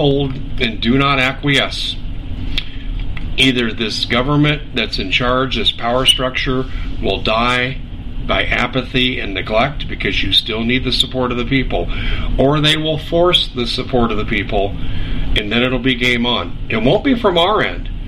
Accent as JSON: {"language": "English", "country": "United States", "said": "I am an American, and I'm a Christian"}